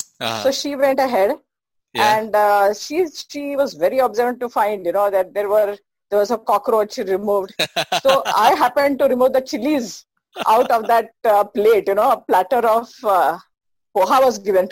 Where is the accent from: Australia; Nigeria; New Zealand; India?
India; Belgaum, Karnataka; I have studied in Belgaum, born and brought up in Belgaum.